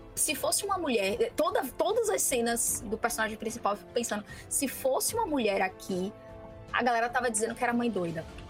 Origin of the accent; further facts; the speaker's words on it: Brazil; somos brasileiros, vivemos nesse planeta